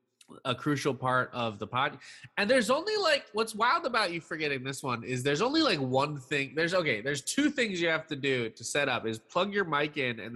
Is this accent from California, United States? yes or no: yes; San Francisco Bay Area, California, United States; we grew up in the San Francisco Bay Area